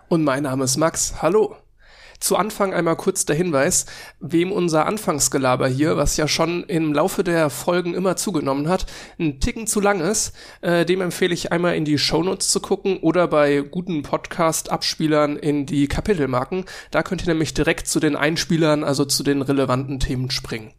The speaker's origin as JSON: {"language": "German", "town": "Cologne", "region": "North Rhine-Westphalia", "country": "Germany", "said": "ich komme aus Köln, deswegen Karneval"}